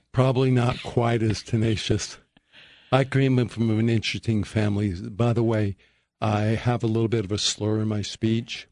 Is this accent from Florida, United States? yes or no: no; Perry, Utah, United States; I grew up in Perry, Utah